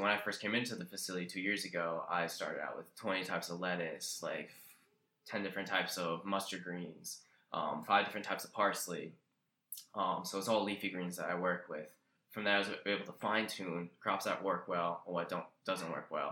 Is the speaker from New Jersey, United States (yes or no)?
yes; Roosevelt, New Jersey, United States; I grew up in Roosevelt, New Jersey. It's central Jersey